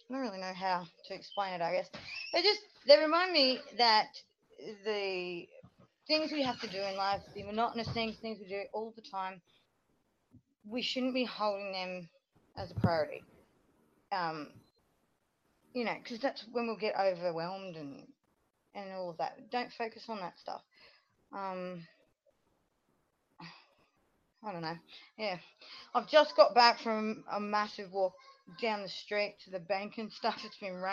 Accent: Australia; I'm from Australia

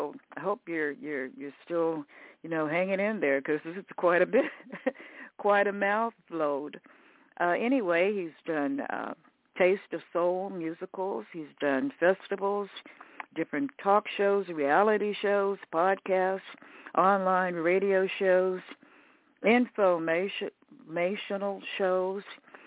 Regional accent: Riverside, California, United States; also born or lived in Tyler, Texas; I was born in Tyler, Texas, numerous years ago, and then my family relocated, moving to Riverside, California, when I was approximately 3 years old.

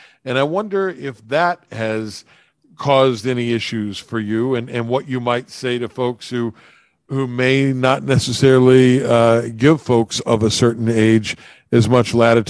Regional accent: Appalachia, United States; I grew up in a place that is much maligned. I grew up in the Appalachians

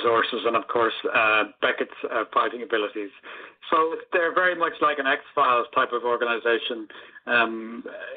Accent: Ireland; when I was going to school back in the 70s and 80s, there really was only one culture in Ireland

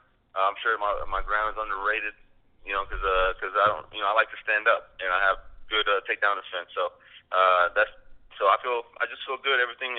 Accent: Chicago, Illinois, United States; also born or lived in Las Vegas, United States; now in Oklahoma City, United States; I'm originally from Chicago, and then from Chicago I moved to Oklahoma. From Oklahoma I moved to Vegas. From Vegas moved back to Oklahoma. So I'm in Oklahoma City now.

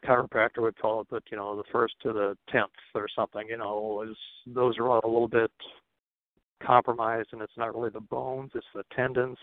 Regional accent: Nebraska, United States; moved away as an adult; now in Twin Cities, United States; I was raised in Nebraska. I lived there from age oh, like four until age 27, 28 before I moved up to the Twin Cities.

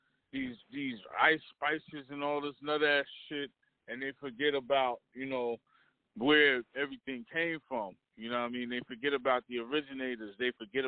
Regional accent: Trenton, New Jersey, United States; I'm from Trenton

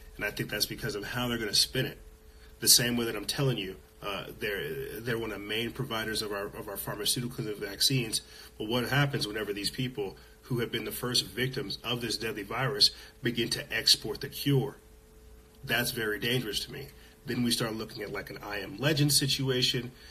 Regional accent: Los Alamos, New Mexico, United States; I'm from Los Alamos, New Mexico, where they do a lot of shady stuff.

